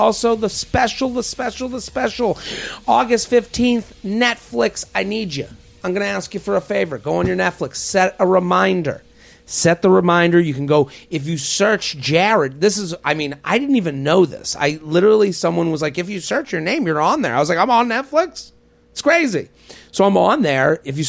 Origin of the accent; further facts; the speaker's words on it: Boston, Massachusetts, United States; My parents went east coast. I'm from Boston.